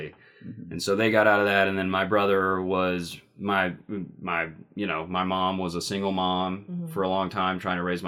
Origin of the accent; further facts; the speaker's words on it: Mississippi, United States; I grew up in Mississippi